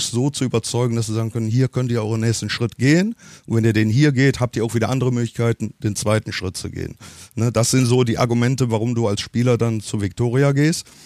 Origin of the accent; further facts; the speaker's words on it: Cologne, North Rhine-Westphalia, Germany; ich das bin Kölsche, ich bin mhm. Kölner und ich, mhm. ich bin von Herzen Kölner.